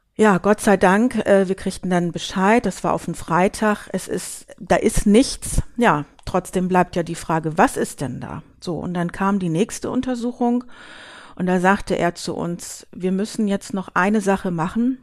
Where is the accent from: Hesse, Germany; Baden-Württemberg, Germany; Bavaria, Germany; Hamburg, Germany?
Hamburg, Germany; now in Büsum, Germany; gebürtig komme ich aus Hamburg und wohne seit vielen Jahren hier